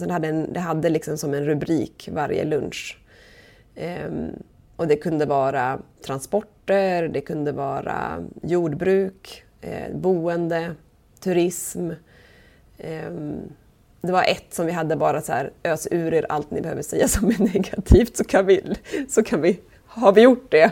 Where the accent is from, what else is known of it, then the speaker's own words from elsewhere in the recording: southern Sweden, Sweden; moved away as an adult; also born or lived in Umeå; now in Holmön, Sweden; jag är från södra Sverige.